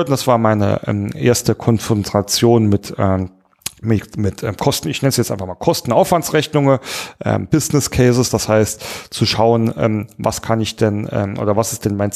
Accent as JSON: {"language": "German", "region": "Saarland", "country": "Germany", "said": "Naja, ähm, nun komme ich ja aus dem Saarland, wie der ein oder andere weiß. Und im Saarländern sagt man nach, dass wir sehr, sehr heimatsverliebt sind."}